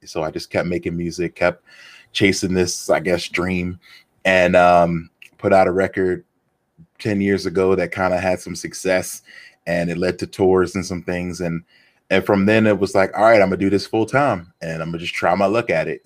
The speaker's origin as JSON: {"language": "English", "town": "Philadelphia", "region": "Pennsylvania", "country": "United States", "tie": "born or raised there", "said": "growing up in Philly"}